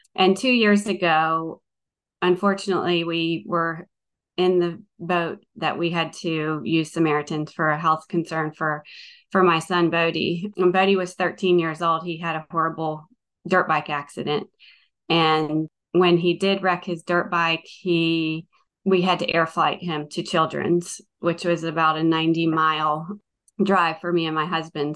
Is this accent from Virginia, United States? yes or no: yes; Northern Virginia, United States; moved away as an adult; now in Watkinsville, United States; I'm from Northern Virginia. I grew up in Northern Virginia